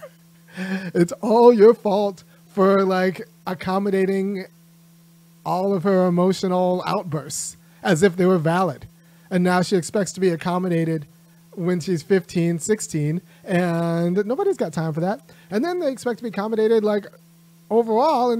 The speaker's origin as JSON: {"language": "English", "region": "California", "country": "United States", "said": "I'm from California"}